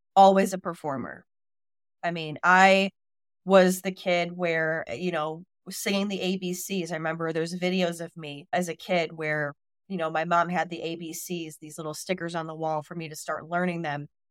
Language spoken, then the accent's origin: English; Chicago, Illinois, United States; moved away as an adult; now in Washington, D.C., United States; so I grew up on the West Side. I was Chicago Catholic